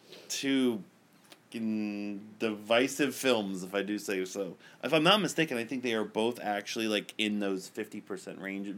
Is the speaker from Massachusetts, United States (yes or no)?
yes; Boston, Massachusetts, United States; I'm from Boston.